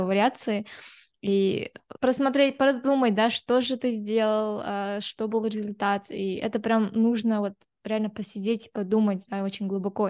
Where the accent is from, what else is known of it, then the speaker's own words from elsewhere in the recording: Kazakhstan; я вот как девушка из Казахстана, да, или там я казашка